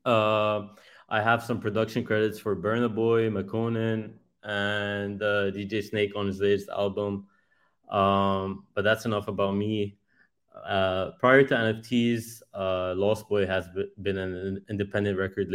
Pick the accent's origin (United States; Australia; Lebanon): Lebanon; I'm a music producer, and I'm an artist from Lebanon.